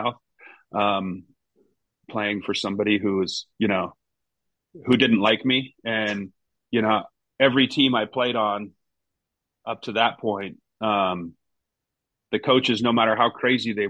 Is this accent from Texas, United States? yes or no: no; Seattle, Washington, United States; moved away as an adult; also born or lived in Reading, England; playing another 4 years, with the Sounders. And that was, you know, it's where my professional career started. It's my hometown